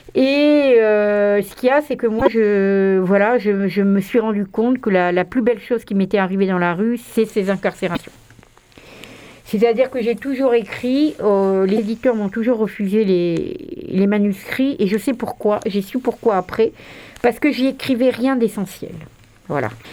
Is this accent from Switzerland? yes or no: no; Marseille, Provence-Alpes-Côte d'Azur, France; en tant que Marseillais